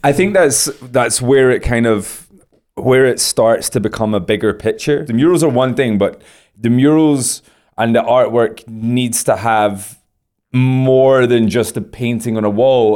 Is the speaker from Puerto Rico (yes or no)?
no; United Kingdom; I'm from Great Britain